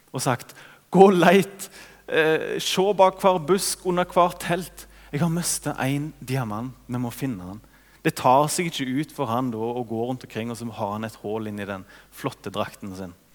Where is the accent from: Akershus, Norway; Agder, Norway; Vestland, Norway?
Vestland, Norway; Ølensvåg; hjemme i Ølensvåg, der det er bratte bakker nedover.